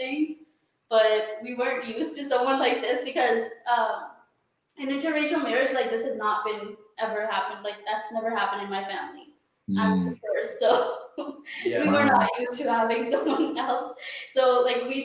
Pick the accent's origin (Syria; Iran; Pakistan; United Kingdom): Pakistan; now in Toronto, Canada; back home where I'm from, like in Pakistan